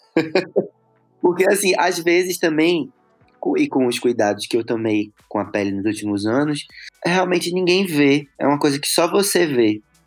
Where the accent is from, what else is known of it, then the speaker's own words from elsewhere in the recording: Recife, Pernambuco, Brazil; eu nasci em Recife, né, e morava lá